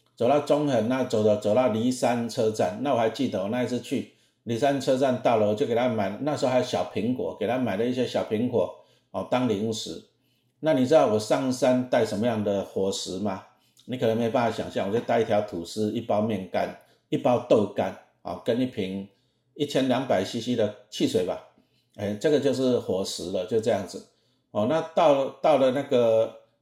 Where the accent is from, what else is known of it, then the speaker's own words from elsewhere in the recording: Taiwan; 我那时候小时候住北投，北投那时候很多水，水很干净，那水很干净就有萤火虫